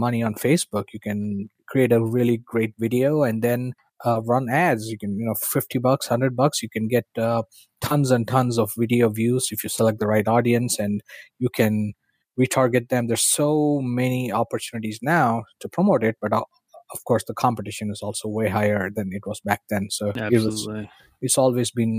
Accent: India; moved away as an adult; I was born and raised in India

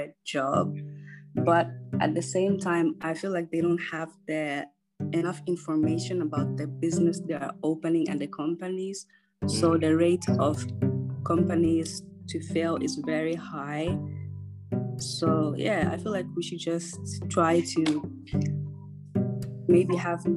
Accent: Finland; now in Accra, Ghana; I am from Finland

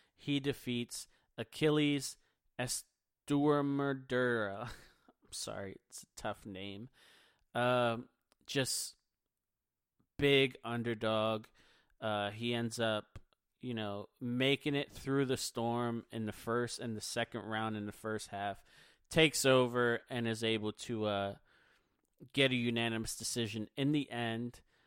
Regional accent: Philadelphia, Pennsylvania, United States; I'm from Philadelphia

